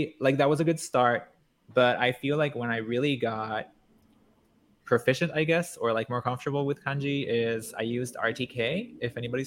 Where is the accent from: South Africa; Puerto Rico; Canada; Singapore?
Puerto Rico; first language Spanish; English is a second language; moved away as an adult; now in Japan; I grew up in Puerto Rico, so I grew up... Like, Spanish is my mother tongue